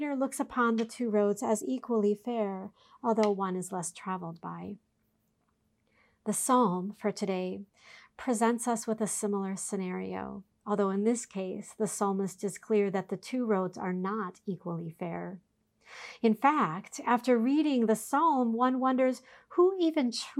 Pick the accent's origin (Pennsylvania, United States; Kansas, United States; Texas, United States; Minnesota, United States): Minnesota, United States; Minneapolis–Saint Paul; The congregation I grew up in the Twin Cities owned their own camp